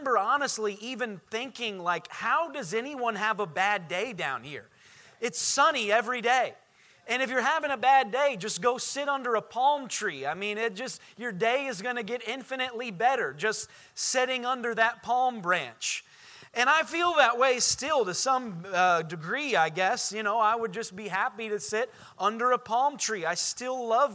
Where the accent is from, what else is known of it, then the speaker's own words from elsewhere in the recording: Indiana, United States; moved away as an adult; now in Orlando, United States; I grew up in Indiana.